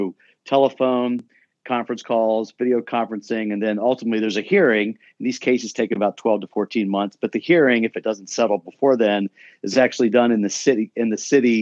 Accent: Charleston, West Virginia, United States; moved away as an adult; now in Columbus, United States; I grew up in a small city in West Virginia

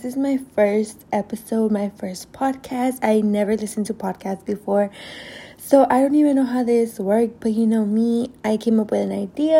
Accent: Oakland, California, United States; also born or lived in Berkeley, California; I was born in Berkeley, and I was raised in Oakland my whole life

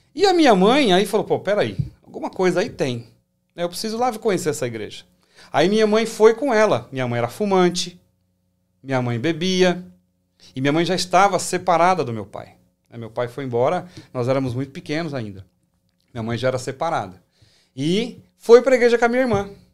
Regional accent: São Paulo, Brazil; also born or lived in Assis Chateaubriand, Paraná; Eu sou paranaense, sou nascido em Assis Chateaubriand, mas criado em São Paulo

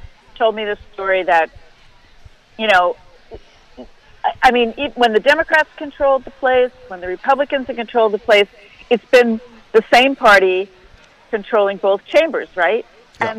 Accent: New York, United States; moved away; I'm from New York

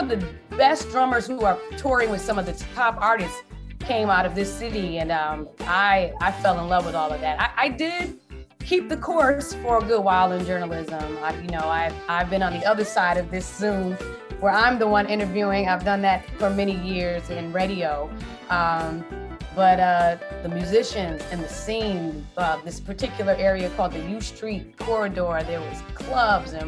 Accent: New Haven, Connecticut, United States; moved away as an adult; also born or lived in Washington, District of Columbia, United States; now in Maryland, United States; I am originally born and raised in New Haven, Connecticut. Elm City, as we call it

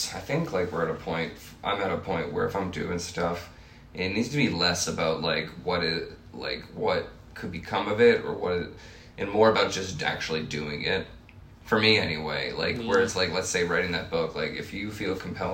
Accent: Rhode Island, United States; moved away as an adult; now in Chicago, United States; I'm from Rhode Island

